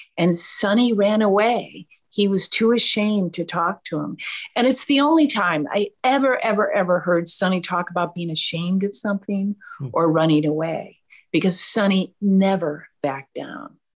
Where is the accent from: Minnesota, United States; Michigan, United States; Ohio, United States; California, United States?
Minnesota, United States; I grew up in Minnesota